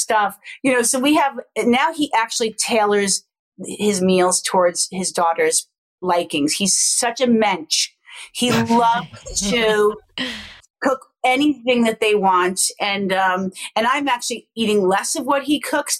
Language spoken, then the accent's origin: English; New York City, New York, United States; moved away; also born or lived in Los Angeles; I'm born in Queens